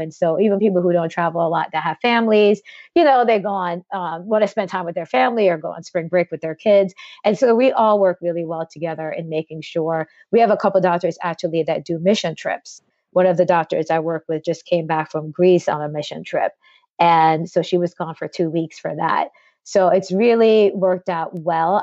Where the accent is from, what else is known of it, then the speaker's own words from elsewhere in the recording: Jamaica; I'm from Jamaica